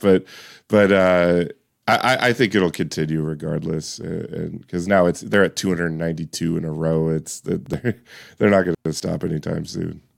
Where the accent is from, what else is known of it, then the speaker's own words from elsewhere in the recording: Washington, United States; I grew up in Washington State.